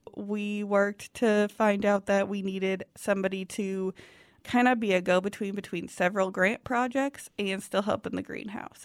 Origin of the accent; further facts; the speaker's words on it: Lincoln, Nebraska, United States; that was kind of a unique way to grow up, um, living in an actual city, the capital of Nebraska